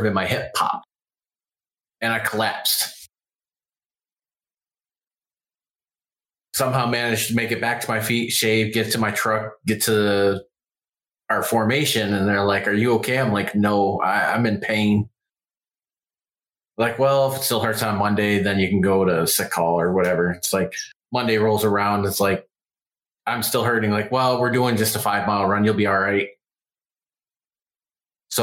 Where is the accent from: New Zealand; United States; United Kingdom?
United States; western New York State; moved away; I grew up in the Northeast. I grew up in New York State.